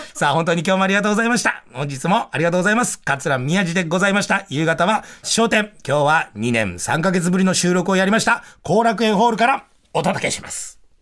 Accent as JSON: {"language": "Japanese", "region": "Tokyo", "country": "Japan", "tie": "born or raised there", "said": "武蔵小山という、本当にね、もう車一台入れない、もう路地がワわってなって、今はもう開発が始まっちゃって全然違う風景になっちゃったけど、もう一軒飲み屋からもう、こう食べ物屋さんからがブシャーって何百年、何百軒も、もう所狭しと渦巻いている中で僕はもう生まれ育って"}